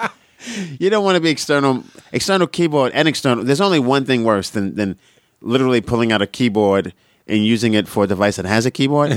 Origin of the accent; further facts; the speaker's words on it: New York City, New York, United States; moved away; also born or lived in Boston; I'm from Brooklyn, Brooklyn